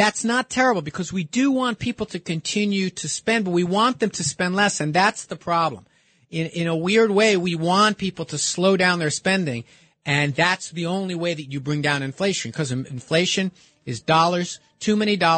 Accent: New York City, New York, United States; I'm a New Yorker.

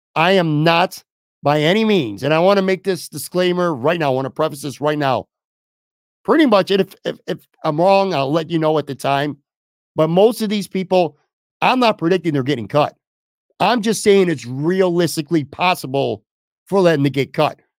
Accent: Buffalo, New York, United States; moved away as an adult; also born or lived in Florida; my hometown of Buffalo, New York

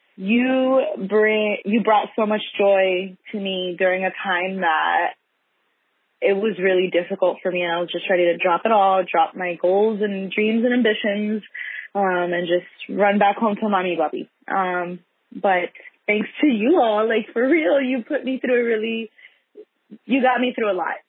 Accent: Miami, Florida, United States; moved away as an adult; now in Los Angeles, United States; I'm originally from Miami, Florida, and I moved out here to Los Angeles hace, like in 2015

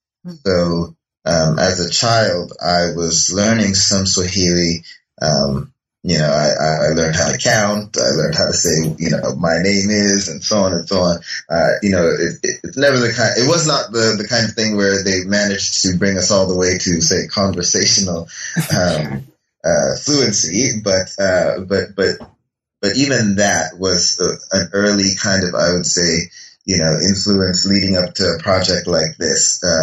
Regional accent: Toronto, Ontario, Canada; growing up in Toronto, I attended a Saturday program called the African Canadian

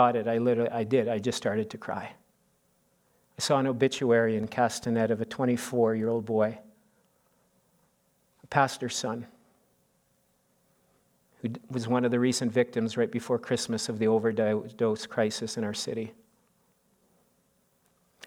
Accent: Canada; we're Canadian

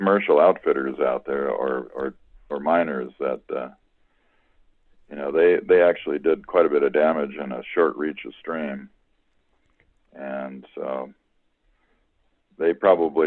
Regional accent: Southern California, United States; I grew up in Southern California

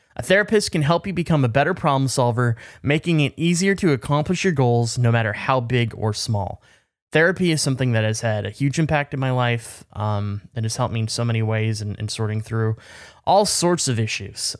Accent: British Columbia, Canada; I'm from B C, which is British Columbia

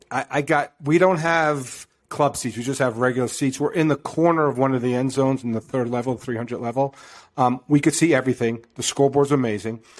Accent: New York, United States; i don't know what the east side would be because I'm from New York

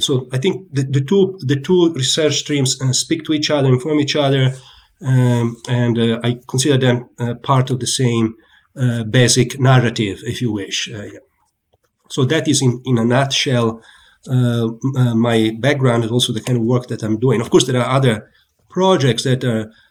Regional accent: Italy; moved away as an adult; also born or lived in Pisa, Italy; now in United States

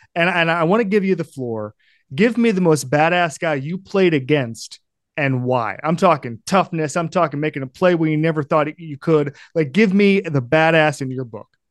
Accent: Florida, United States; I grew up in Florida

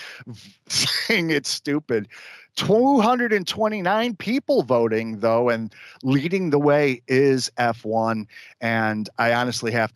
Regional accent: Indianapolis, Indiana, United States; ever since I was like a little kid with my grandma growing up in Indianapolis

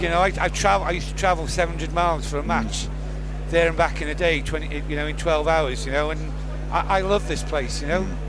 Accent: North Wales, United Kingdom; also born or lived in Wrexham; I was born in Wrexham, but I've never lived in Wrexham. I was a North Wales lad. I lived maybe 50 miles away from Wrexham

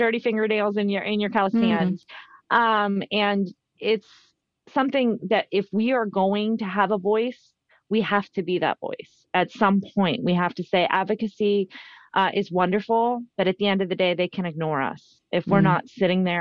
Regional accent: Youngstown, Ohio, United States; I saw a portion of it as a young girl growing up in Youngstown.

